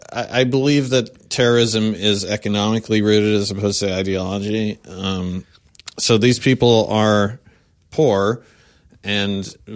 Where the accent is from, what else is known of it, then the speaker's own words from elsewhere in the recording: Fairbanks, Alaska, United States; also born or lived in Seattle; now in Los Angeles, United States; I grew up in Fairbanks, Alaska. It sucked. I moved to Los Angeles.